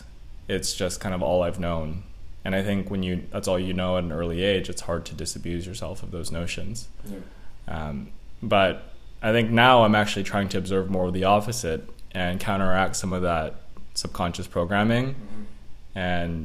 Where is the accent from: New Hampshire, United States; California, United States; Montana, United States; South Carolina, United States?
California, United States; Elk Grove; For the people listening out there, I'll say Elk Grove is more commonly referred to as Sacramento.